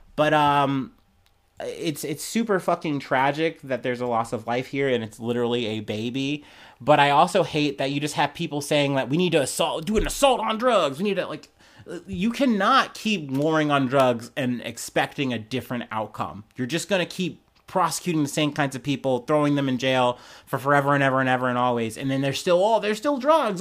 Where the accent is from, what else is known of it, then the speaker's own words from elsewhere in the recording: United States; I'm an American myself